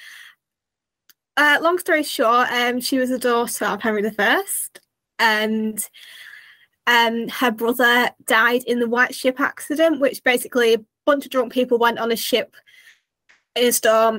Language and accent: English; United Kingdom; as a Brit